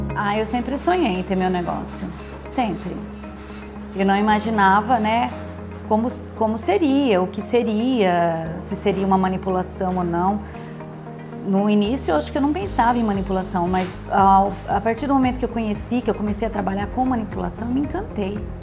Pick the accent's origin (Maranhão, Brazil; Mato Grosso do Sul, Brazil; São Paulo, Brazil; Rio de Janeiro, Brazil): São Paulo, Brazil; Parapuã; nasci em Parapuã, porque minha família morava no sítio, né? E a gente. Eu fiquei no sítio até quando eu tinha 17 anos